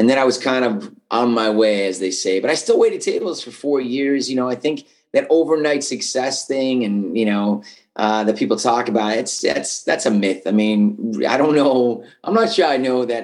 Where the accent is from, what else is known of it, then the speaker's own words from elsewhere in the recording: Buffalo, New York, United States; moved away as an adult; also born or lived in Cleveland, Ohio; I was from Buffalo